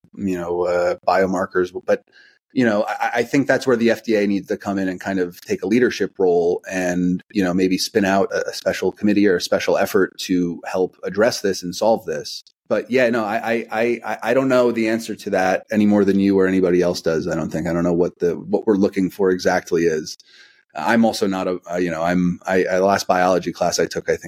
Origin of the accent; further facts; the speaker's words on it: United States; as an American